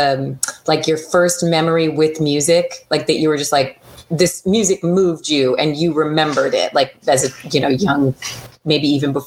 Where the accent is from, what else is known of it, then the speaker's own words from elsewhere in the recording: Pennsylvania, United States; I grew up in Pennsylvania